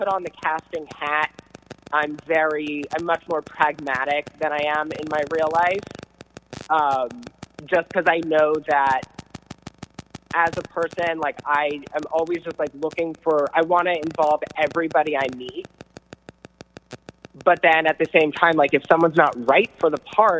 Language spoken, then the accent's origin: English; United States; now in Los Angeles, United States; I come from the East Coast, and I actually come from right outside of Washington, D.C.